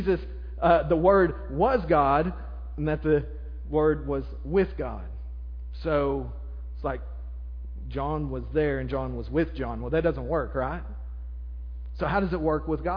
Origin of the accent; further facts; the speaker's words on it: Arkansas, United States; I'm from Arkansas